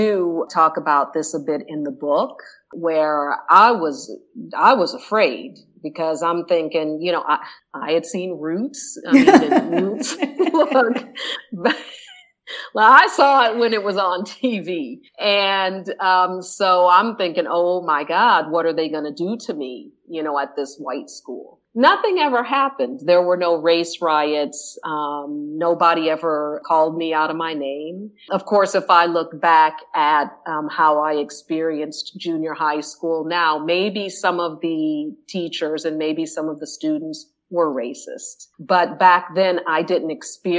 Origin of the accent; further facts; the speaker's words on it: Indianapolis, Indiana, United States; moved away as an adult; also born or lived in Netherlands; I am originally from Indianapolis, Indiana